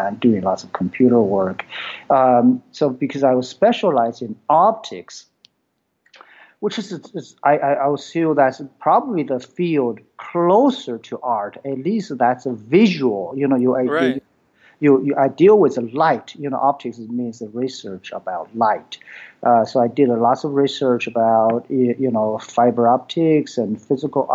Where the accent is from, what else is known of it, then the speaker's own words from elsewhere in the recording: China; English is a second language; moved away as an adult; now in United States; I was born in China. Then I came to U.S. in 1985 and for education. So that time I had my bachelor degree in physics.